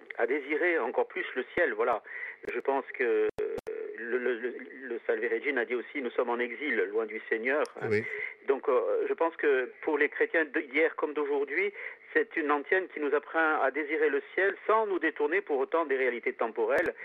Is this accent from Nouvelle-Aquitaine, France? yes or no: no; Corsica, France; chez nous en Corse